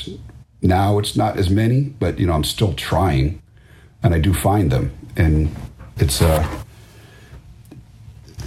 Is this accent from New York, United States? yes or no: no; Washington, District of Columbia, United States; growing up around Washington, D.C.